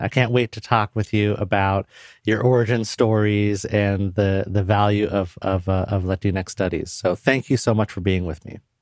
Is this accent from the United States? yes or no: yes; Puyallup, Washington, United States; I grew up Puerto Rican in Western Washington State in the nineteen eighties